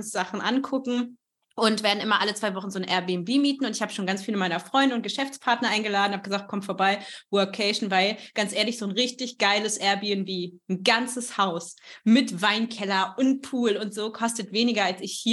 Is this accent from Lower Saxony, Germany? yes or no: yes; Bockenem, Lower Saxony, Germany; weil ich komme eigentlich aus Niedersachsen